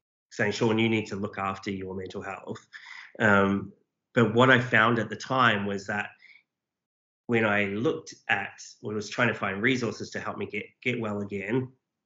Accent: New Zealand; now in Australia; I'm a Kiwi, but I've lived here a long time.

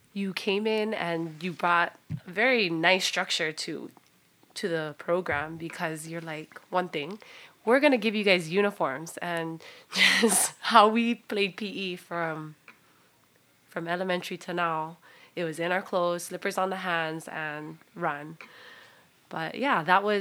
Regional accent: Hana, Hawaii, United States; I'm from Hana.

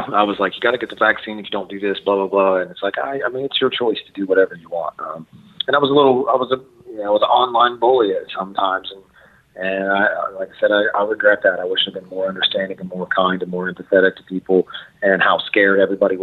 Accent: West Virginia, United States; being from West Virginia and being an American

